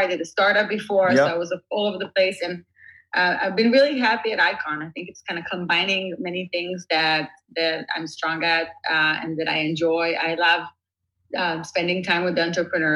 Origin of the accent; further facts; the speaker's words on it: Israel; moved away as an adult; now in Silicon Valley, United States; I was born and raised in Israel. See myself as an Israeli living in Silicon Valley